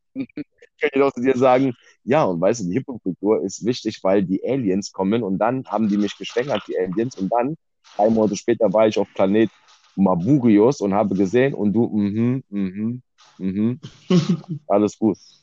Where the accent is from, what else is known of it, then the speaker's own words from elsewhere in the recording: Germany; ich bin in Deutschland geboren, weil meine Eltern auch nach Deutschland gekommen sind, ja. So. Ich bin direkt hier geboren